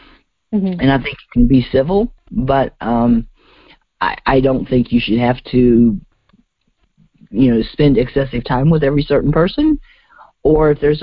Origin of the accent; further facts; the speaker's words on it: United Kingdom; It's all right. I like being British. It's more fun.